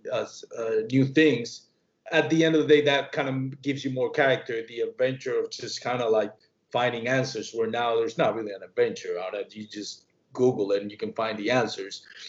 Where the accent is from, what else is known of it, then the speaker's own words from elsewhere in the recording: Puerto Rico; I grew up in Puerto Rico.